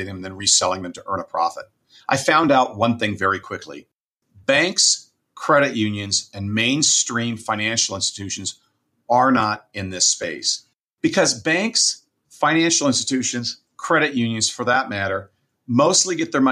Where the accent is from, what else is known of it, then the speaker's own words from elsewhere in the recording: Southern California, United States; now in Fresno, United States; I grew up in Southern California and then came up to Fresno, California, which is where I reside now